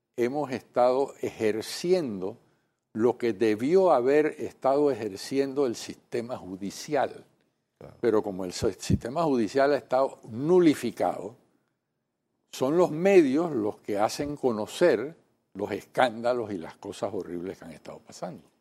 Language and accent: Spanish; Panama; nosotros como panameños